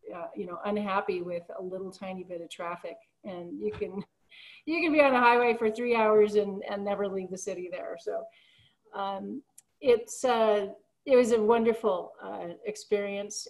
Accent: Colorado, United States; I'm actually originally from Colorado

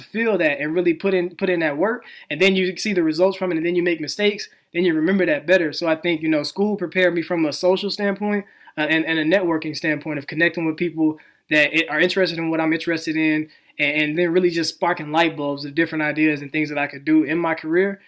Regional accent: Helena, Arkansas, United States; now in Los Angeles, United States; I grew up in Helena, so that's Southeast Arkansas, a really poor

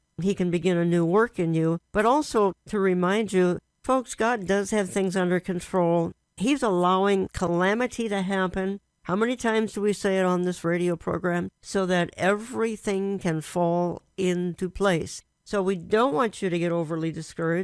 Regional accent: Minneapolis, Minnesota, United States; I was raised in Minneapolis, Minnesota

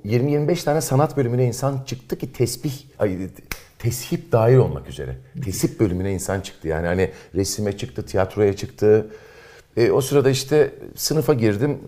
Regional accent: İzmir, Turkey; moved away as an adult; also born or lived in Eskişehir; doğduğum, büyüdüğüm yerleri gezmeye gittim. Sıra Karşıyaka'ya geldi.

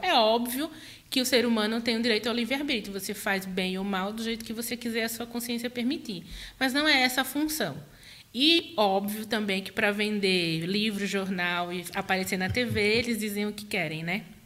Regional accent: Northeast Region, Brazil; also born or lived in Maceió, Alagoas; now in São Paulo, Brazil; sou mulher nordestina, neta da Dona Maria

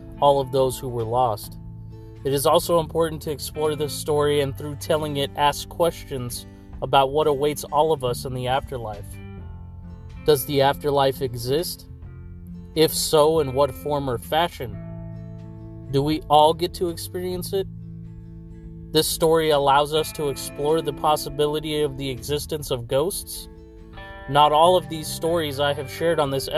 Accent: Fresno, California, United States; right here in Fresno, California, my hometown

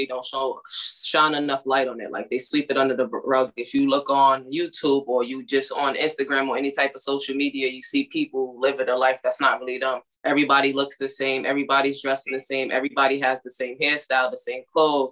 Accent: New York City, New York, United States; I'm from Brooklyn, New York.

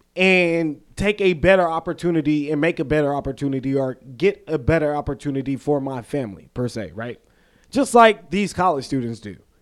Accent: the South, United States; accent: Southern; we're from the South. You know, if you go up north, they'll probably be like, yo, you, you have a accent

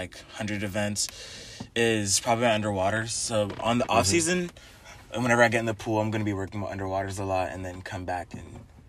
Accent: Texas, United States; also born or lived in Hershey, Pennsylvania; 2 years old, I moved down to Texas, so that's why I'm not very good with the cold, even though I was born up north.

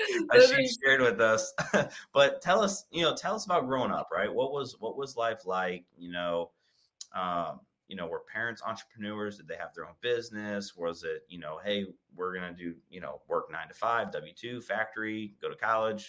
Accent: south of Youngstown, Northeast Ohio, United States; also born or lived in Madison, Ohio; I grew up south of Youngstown, right? In some small town that no one knows of.

